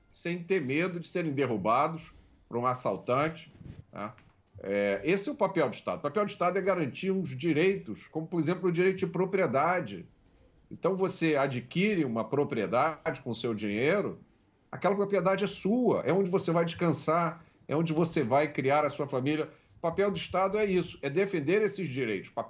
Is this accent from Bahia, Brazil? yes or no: yes; Salvador, Bahia, Brazil; Passei a minha infância, parte da minha infância, em Salvador. Durante a minha infância, eu não sabia o que era crime.